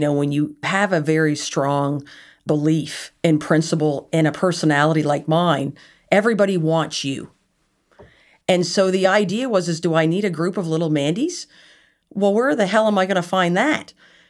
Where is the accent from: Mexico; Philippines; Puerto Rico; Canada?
Canada; Nova Scotia; wasn't just based on the fact that I was from Nova Scotia.